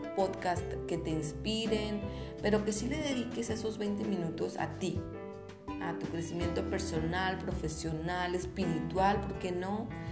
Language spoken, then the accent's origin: Spanish; Torreón, Coahuila, Mexico; los que somos de aquí de Torreón